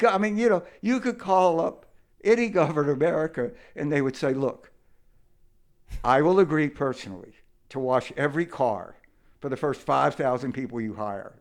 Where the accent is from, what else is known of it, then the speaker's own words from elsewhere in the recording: Mississippi, United States; I grew up in Mississippi